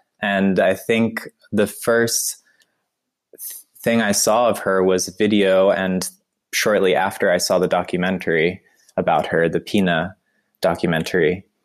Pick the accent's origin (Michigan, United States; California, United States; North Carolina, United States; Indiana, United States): North Carolina, United States; moved away as an adult; also born or lived in Long Island, New York / Vermont / New York City; now in Wuppertal, Germany; I'm from the United States and I was born in New York, in Long Island, New York. And I also grew up in Vermont and North Carolina.